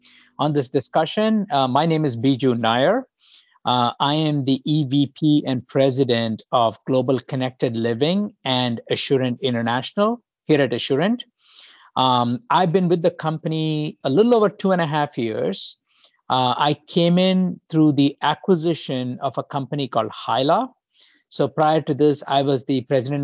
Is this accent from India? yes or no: yes; India; moved away as an adult; also born or lived in Poland / Illinois, United States; now in United States; I grew up in India